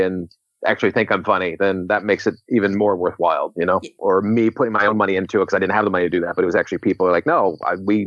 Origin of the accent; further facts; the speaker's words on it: Washington, District of Columbia, United States; moved away as an adult; now in Los Angeles, United States; my hometown of Washington, D.C.